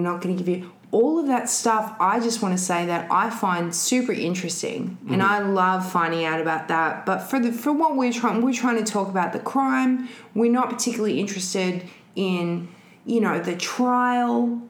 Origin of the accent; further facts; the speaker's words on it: Adelaide, South Australia, Australia; unlike many of the population of Australia, I was born and raised in Adelaide.